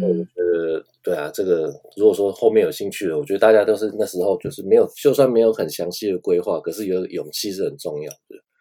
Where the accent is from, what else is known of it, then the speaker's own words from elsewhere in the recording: Taiwan; moved away as an adult; now in Japan; 我当初也是在台湾就已经说，呃，做了助理，然后也在台湾学摄影